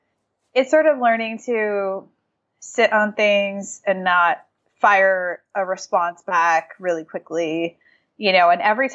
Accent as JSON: {"language": "English", "region": "New England", "country": "United States", "tie": "born or raised there", "said": "Like I grew up in New England. sarcasm and, you know, like that sort of thing is just part of the culture."}